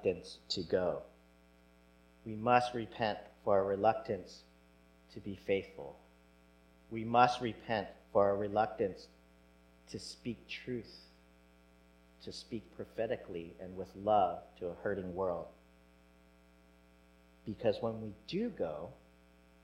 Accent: United States; maybe being Asian American

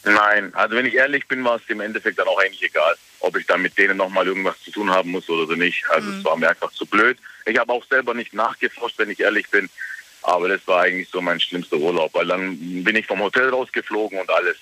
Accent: Germany; ich bin aus Deutschland

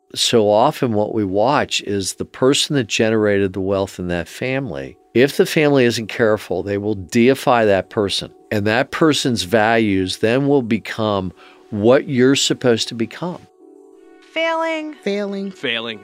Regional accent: Cincinnati, Ohio, United States; growing up in Mount Lookout

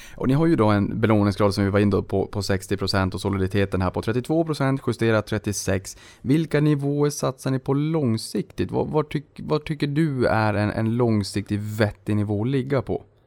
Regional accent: Boden, Norrbotten County, Sweden; moved away; i Boden där jag kommer ifrån.

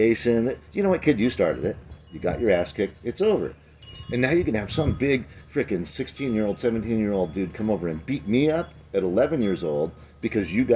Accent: Garden Grove, California, United States; we're from Garden Grove

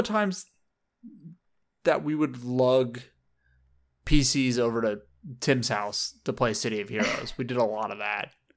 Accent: Southern California, United States; I grew up in, in Southern California

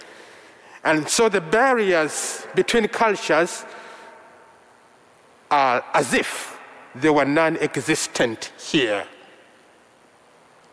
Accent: Central Region, Uganda; first language Luganda; English is a second language; My mother tongue is Luganda from central Uganda, spoken by the Baganda people, and I'm one of them

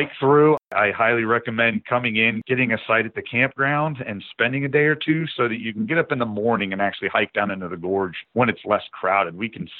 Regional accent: Mason, Ohio, United States; The fact I grew up here, it's my home state. The whole time the Buckeye Trail's been in existence, I've been alive. And it used to walk right past my house where I grew up in Mason, Ohio

